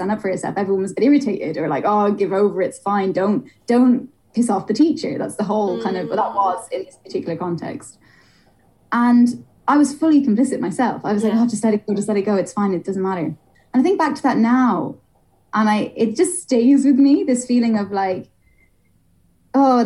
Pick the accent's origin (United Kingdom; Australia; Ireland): Ireland; moved away; I grew up in Ireland